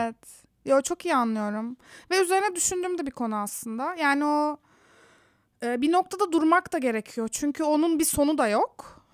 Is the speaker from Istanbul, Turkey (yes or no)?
yes; Istanbul, Turkey; moved away as an adult; also born or lived in Antalya; now in San Francisco, United States; Ben karşıda, karşının çocuğuyum. Göztepe'de. Sonra Antalya'ya yerleştik bir ara gerçi ailemle.